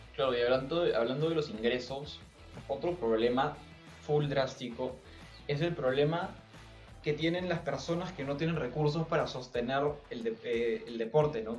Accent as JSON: {"language": "Spanish", "country": "Peru"}